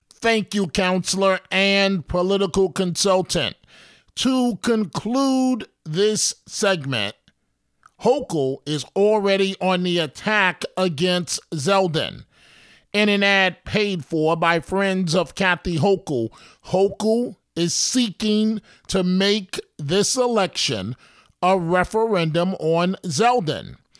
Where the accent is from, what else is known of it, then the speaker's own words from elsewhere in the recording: New York City, New York, United States; my life growing up in New York City